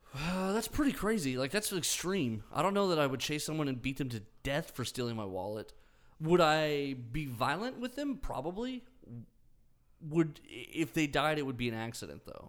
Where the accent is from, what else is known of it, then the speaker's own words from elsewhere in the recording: United States; we're American